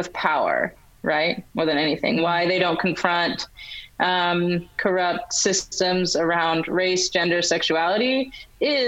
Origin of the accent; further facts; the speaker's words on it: United States; I'm African American